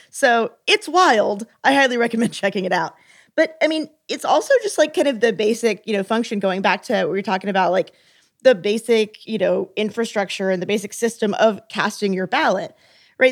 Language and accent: English; Texas, United States; moved away; I'm from Texas.